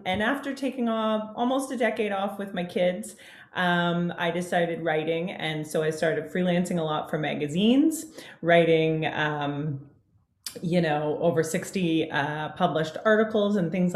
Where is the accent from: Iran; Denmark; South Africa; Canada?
Canada; I'm a Canadian gal. I live just north of Toronto, Ontario